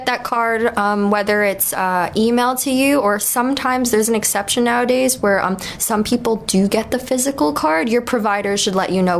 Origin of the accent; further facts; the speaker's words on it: New York, United States; now in Maui, United States; New York. Same as Mike. I do work at a dispensary here in Hawaii, on Maui specifically.